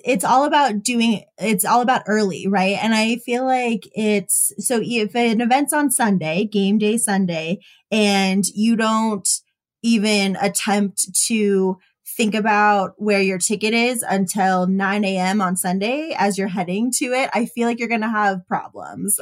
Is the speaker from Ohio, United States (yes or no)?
no; Denver area, Colorado, United States; moved away as an adult; also born or lived in San Francisco; stay in my hometown